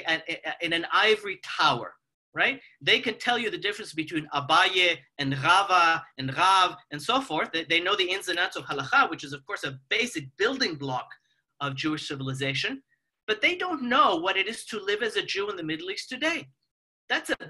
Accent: Mexico; moved away; I come from Mexico

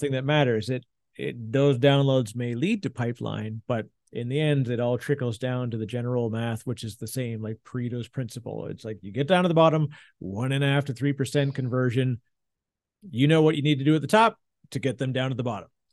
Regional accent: Canada; now in New Jersey, United States; I'm the Canadian in Jersey, in New Jersey

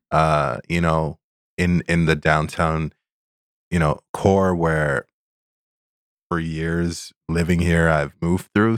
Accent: Toronto area, Ontario, Canada; also born or lived in Sudbury, Ontario; we moved to Toronto area when I was five

